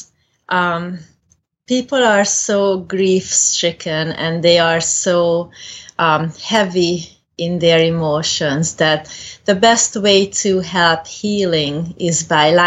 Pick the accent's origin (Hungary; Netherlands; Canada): Hungary; moved away as an adult; also born or lived in Cayman Islands; now in Nebraska, United States; I'm originally from Hungary. I did grow up in Hungary.